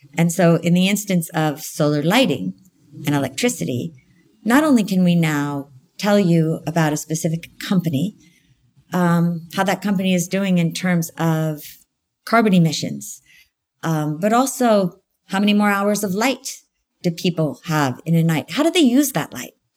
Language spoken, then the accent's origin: English; United States; I'm American.